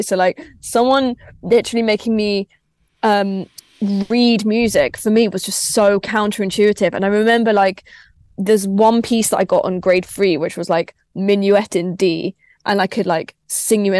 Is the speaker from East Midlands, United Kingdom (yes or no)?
no; Crawley, South East England, United Kingdom; I grew up in Crawley.